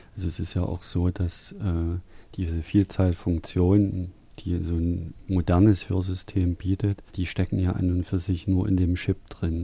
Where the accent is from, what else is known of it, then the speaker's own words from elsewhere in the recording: Saxony, Germany; ein Ausdruck, der bei uns in Sachsen hier benutzt wird